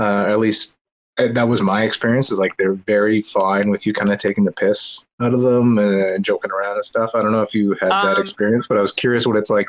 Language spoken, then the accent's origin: English; Canada; I'm from Canada. There's very few Mormons here.